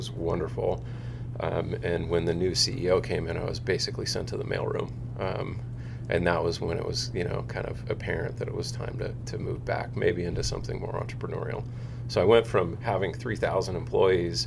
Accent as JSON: {"language": "English", "town": "Seal Beach", "region": "California", "country": "United States", "tie": "born or raised there", "said": "I grew up in Seal Beach"}